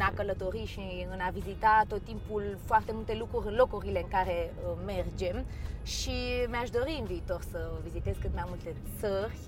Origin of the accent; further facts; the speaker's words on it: Romania; am trăit toată viața mea în România și m-am născut aici. Pot să zic că mă simt totuși mai mult româncă